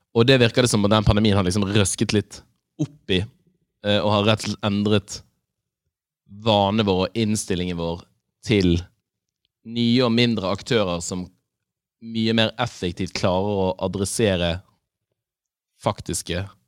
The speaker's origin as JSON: {"language": "Norwegian", "town": "Bergen", "region": "Vestland", "country": "Norway", "moved": "yes", "lives_now": "Oslo, Norway", "said": "Da jeg var hjemme i Bergen"}